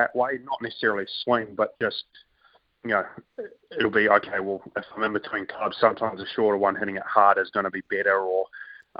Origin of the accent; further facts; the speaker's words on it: New Zealand; growing up in New Zealand